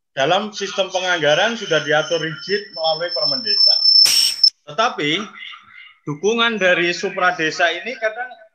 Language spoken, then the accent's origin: Indonesian; Central Java, Indonesia; saya dari Jawa Tengah.